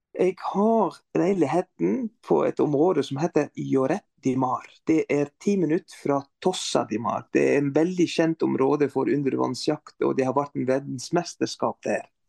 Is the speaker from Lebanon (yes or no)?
yes; Beirut, Lebanon; Norwegian is a second language; moved away as an adult; also born or lived in Stavanger; now in Norway; som libaneser, matlaging er en del av